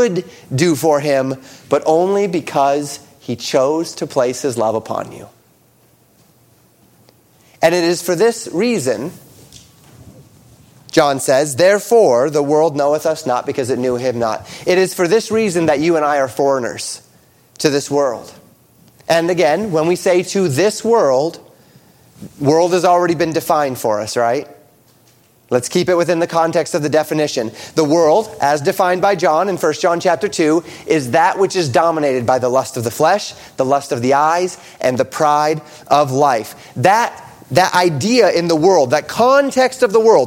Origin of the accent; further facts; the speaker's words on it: United States; We as American Christians have been blessed to live in a land